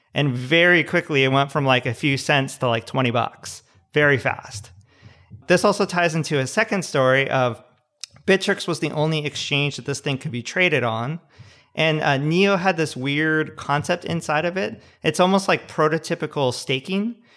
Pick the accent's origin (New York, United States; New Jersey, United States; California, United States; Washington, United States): California, United States; Southern; also born or lived in San Luis Obispo / Palo Alto; I grew up in Southern California